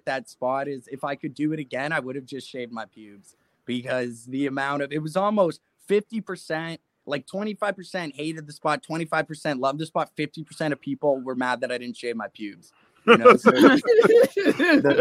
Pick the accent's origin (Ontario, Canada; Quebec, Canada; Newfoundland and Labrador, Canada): Ontario, Canada; Mississauga; I'm from Mississauga, just outside of Toronto